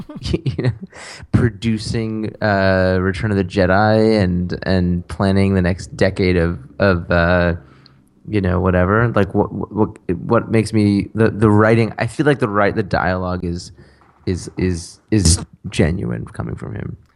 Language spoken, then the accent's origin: English; United States; fond of being American